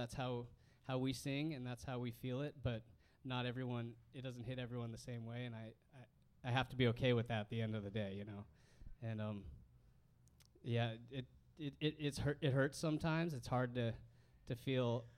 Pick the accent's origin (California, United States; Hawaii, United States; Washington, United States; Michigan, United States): California, United States; Southern; we are from Southern California